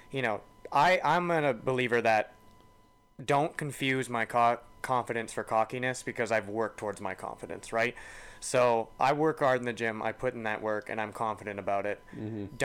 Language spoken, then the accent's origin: English; Alberta, Canada; Exactly. Right? Like, as a Canadian.